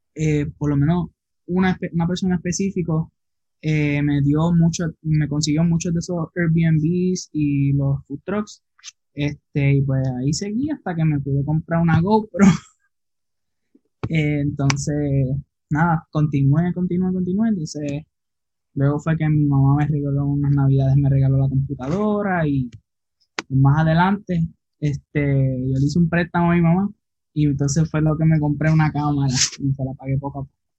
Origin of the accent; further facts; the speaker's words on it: Isabela, Puerto Rico; now in Aguadilla, Puerto Rico; yo soy de Isabela, Puerto Rico